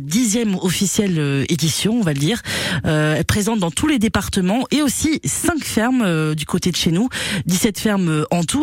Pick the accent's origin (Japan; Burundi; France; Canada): France; Finistère, Brittany; chez nous dans le Finistère